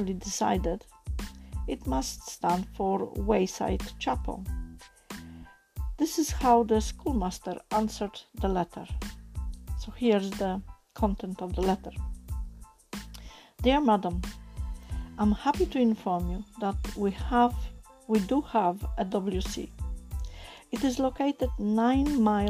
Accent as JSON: {"language": "English", "country": "Poland", "tie": "born or raised there", "first_language": "Polish", "second_language": "English", "moved": "yes", "lives_now": "United Kingdom", "said": "as you probably gather from my accent, I am not English born, I am born in Poland"}